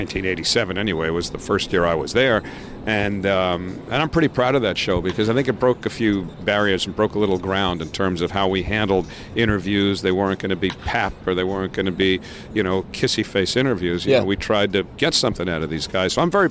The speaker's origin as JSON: {"language": "English", "town": "New York City", "region": "New York", "country": "United States", "tie": "born or raised there", "said": "I grew up in Bayside."}